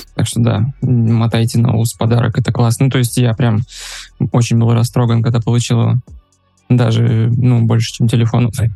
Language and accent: Russian; Russia; moved away as an adult; now in Uzbekistan; я россиянин, у меня есть карточка Казахстана, и живу я сейчас в Узбекистане